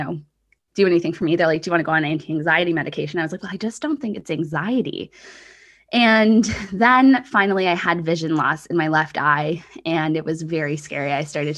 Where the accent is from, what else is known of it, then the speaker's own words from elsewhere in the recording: Canada; also born or lived in Australia; I came home from Australia and settled more in Canada